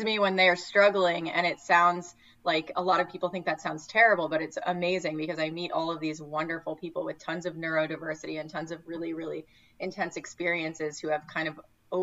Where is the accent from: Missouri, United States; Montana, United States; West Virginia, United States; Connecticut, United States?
Connecticut, United States; moved away; also born or lived in New York City; I grew up in Connecticut in a very homogenous town